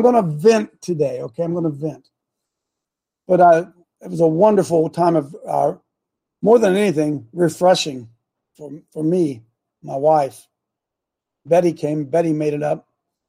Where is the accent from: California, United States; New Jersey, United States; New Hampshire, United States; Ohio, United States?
Ohio, United States; We're from Ohio. We're from Ohio. I just had to get that in there.